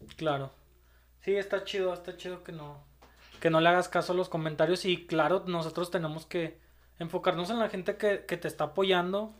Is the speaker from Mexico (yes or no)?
yes; Mexico; pues no soy colombiano, soy mexicano.